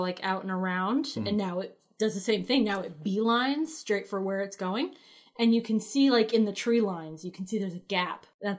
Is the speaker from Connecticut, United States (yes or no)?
yes; Connecticut, United States; So back in the town that I grew up in Connecticut, there is a large reservoir